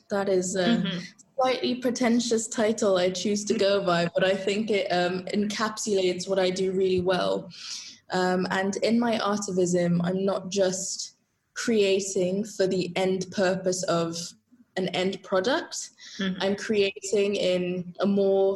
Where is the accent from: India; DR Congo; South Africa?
South Africa; moved away as an adult; also born or lived in Zambia / United Kingdom; now in Italy; I grew up in South Africa.